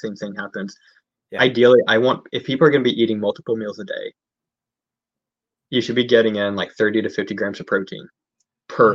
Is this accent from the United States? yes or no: yes; United States; now in United Kingdom; I am American